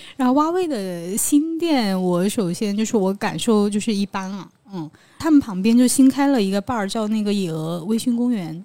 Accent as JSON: {"language": "Chinese", "region": "southern China", "country": "China", "moved": "yes", "lives_now": "Beijing, China", "said": "作为一个南方人"}